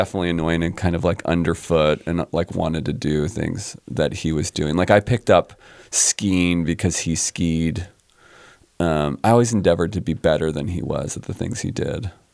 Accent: suburbs of Philadelphia, Pennsylvania, United States; also born or lived in San Diego, California; I grew up on the East Coast. I grew up in the suburbs of Philadelphia

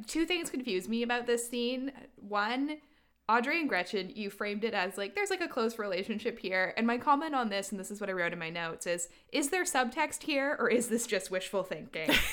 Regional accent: Canada; we're Canadian

